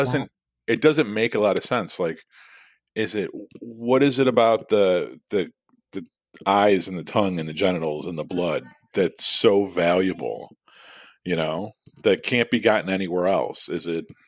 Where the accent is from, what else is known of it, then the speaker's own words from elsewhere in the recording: United States; I was born in America, but, like, s, of somewhat of Irish descent